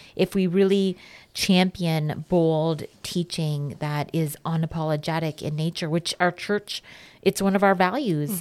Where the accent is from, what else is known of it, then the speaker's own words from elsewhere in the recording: Canada; as Canadian citizens